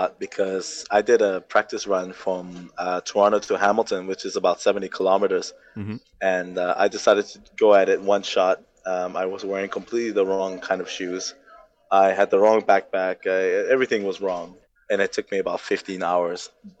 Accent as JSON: {"language": "English", "country": "Turks & Caicos Islands", "tie": "born or raised there", "also_born_or_lived": "Germany", "said": "So I was born in Turks and Caicos, but I moved at the age of one. I moved to Germany."}